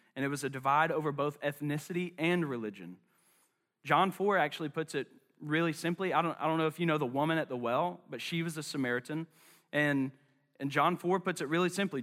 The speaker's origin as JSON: {"language": "English", "town": "Charlotte", "region": "North Carolina", "country": "United States", "tie": "born or raised there", "said": "I'm from West Charlotte. Um, and not only am I from West Charlotte, but West Charlotte is in my blood"}